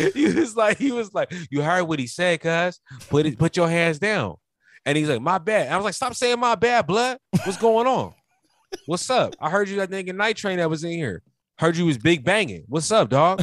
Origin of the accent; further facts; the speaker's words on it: United States; We both black Americans